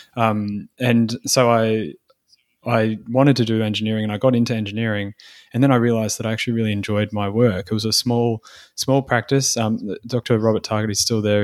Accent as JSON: {"language": "English", "town": "Sydney", "region": "New South Wales", "country": "Australia", "moved": "as an adult", "lives_now": "Port Macquarie, Australia", "said": "I'm from Sydney."}